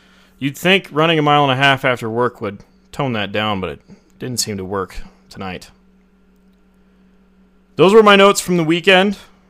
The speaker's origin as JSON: {"language": "English", "town": "Los Angeles", "region": "California", "country": "United States", "tie": "born or raised there", "moved": "yes", "lives_now": "Wyoming, United States", "said": "I was born in Los Angeles."}